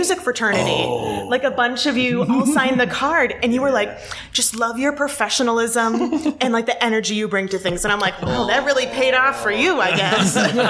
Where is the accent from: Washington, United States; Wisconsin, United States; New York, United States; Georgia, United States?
Wisconsin, United States; West Bend; now in Kenosha, United States; West Bend, Wisconsin.